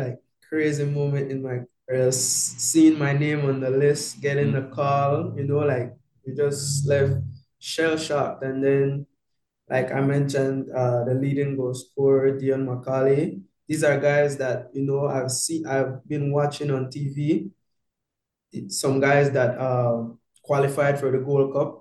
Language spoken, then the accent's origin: English; Belize; moved away; the team of my hometown